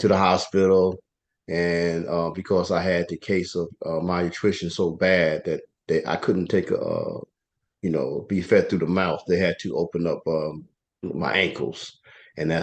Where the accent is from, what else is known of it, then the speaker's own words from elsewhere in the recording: East Orange, New Jersey, United States; moved away as an adult; now in Delaware, United States; I was raised in East Orange, New Jersey.